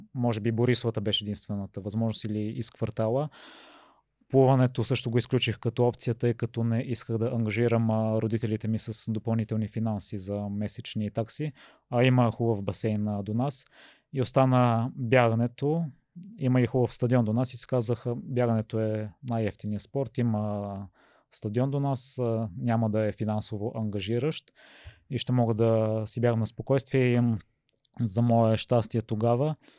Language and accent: Bulgarian; Kozloduy, Vratsa Province, Bulgaria; also born or lived in Lom / Zlatia; now in Sofia, Bulgaria; съм от Козудо и защото съзнателният ми живот е минал там